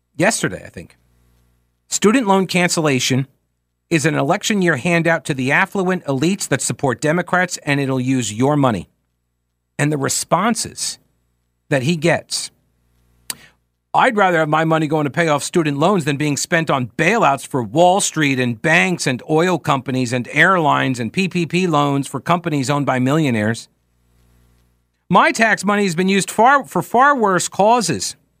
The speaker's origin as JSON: {"language": "English", "region": "New York", "country": "United States", "tie": "born or raised there", "moved": "yes", "said": "where I grew up in New York"}